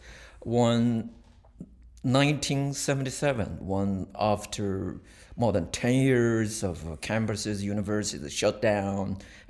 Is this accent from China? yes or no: yes; China; I was born 1957 in China.